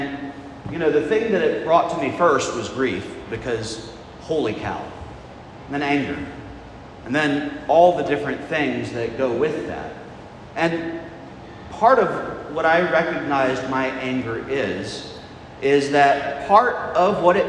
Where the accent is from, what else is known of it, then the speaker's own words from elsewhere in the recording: United States; just being American people